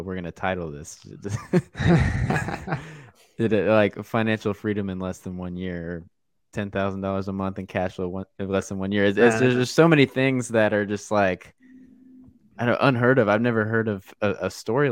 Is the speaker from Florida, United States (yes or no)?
yes; Florida, United States; I was from Florida, so we were Gators fans.